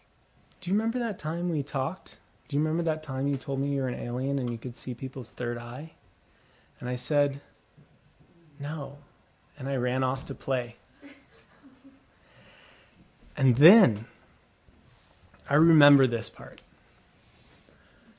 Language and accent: English; Mission Viejo, California, United States; we grew up in Southern Orange County in Mission Viejo